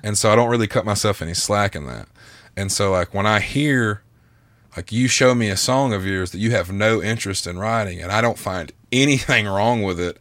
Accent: the South, United States; I'm from the South

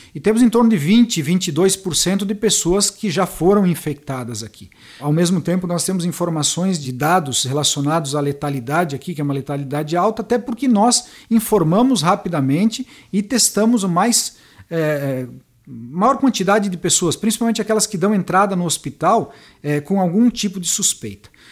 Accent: Itá, Santa Catarina, Brazil; moved away as an adult; now in Tubarão, Brazil; Eu sou natural de Itá, Santa Catarina, no oeste de Santa Catarina. Vim para Tubarão em 1995

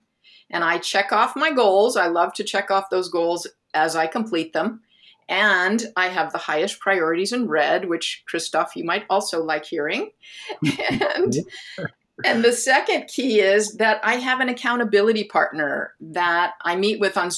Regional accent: Phoenix, Arizona, United States; moved away as an adult; also born or lived in Southern California; I'm originally from Phoenix, Arizona, and I moved to Southern California so that I could attend an art school

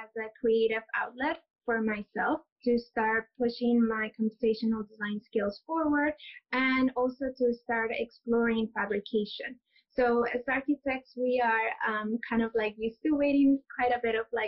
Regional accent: Lima, Peru; moved away as an adult; also born or lived in Toronto, Canada / London, United Kingdom; now in New York City, United States; I was born and raised in Lima.

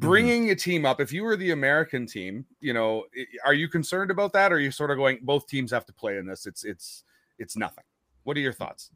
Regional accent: Winnipeg, Manitoba, Canada; I'm from Winnipeg

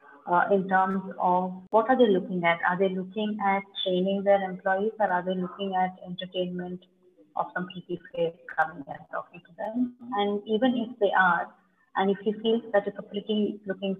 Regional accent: Bangalore, Karnataka, India; I am basically from Bangalore

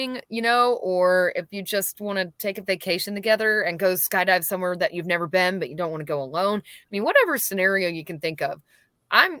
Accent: Warner Robins, Georgia, United States; moved away as an adult; also born or lived in Nashville, Tennessee; now in Georgia, United States; I was born and raised in Warner Robins. I moved to Nashville, Tennessee when I was 21

